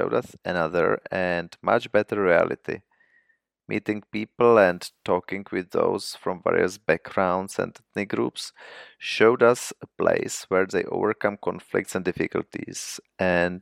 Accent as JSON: {"language": "English", "region": "Prague", "country": "Czechia", "tie": "born or raised there", "said": "I was born in Prague and have lived there all the time besides my own studying abroad"}